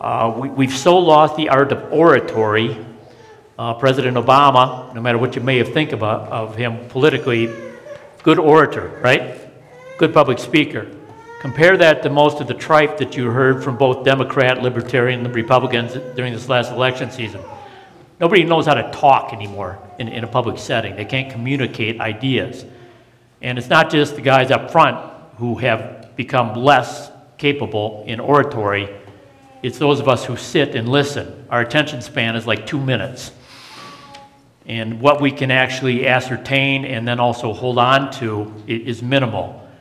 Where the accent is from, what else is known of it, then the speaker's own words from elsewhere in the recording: Denver, Colorado, United States; and I'm from Denver going, yeah, right?